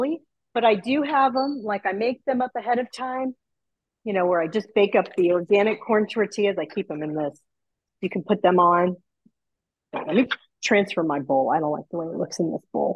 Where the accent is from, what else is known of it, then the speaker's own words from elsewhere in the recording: Texas, United States; also born or lived in New York; I've lived here most of my life, but born in New York and then moved to Texas when I was 10. And so I grew up eating King Ranch chicken casserole